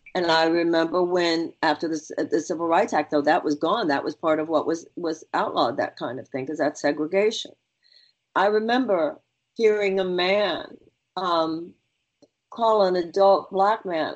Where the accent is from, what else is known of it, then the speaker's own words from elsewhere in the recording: Houston, Texas, United States; I come from Houston, Texas. Not only do I come from Houston, I was born and raised there